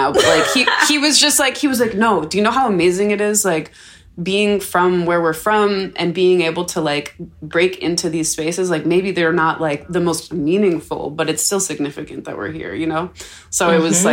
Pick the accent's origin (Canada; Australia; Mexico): Canada; being Canadian